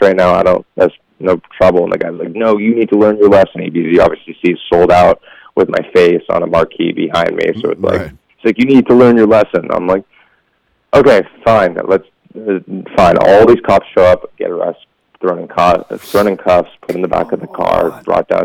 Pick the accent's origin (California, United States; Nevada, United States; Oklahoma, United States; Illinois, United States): Nevada, United States; Las Vegas; We grew up in Vegas